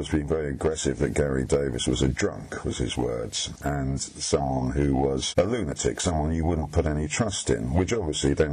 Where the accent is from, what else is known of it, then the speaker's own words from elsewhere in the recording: United Kingdom; I'm a British journalist